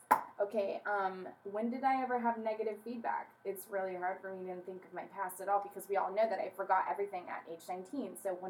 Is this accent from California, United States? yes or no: yes; Anaheim, California, United States; I was born in Anaheim.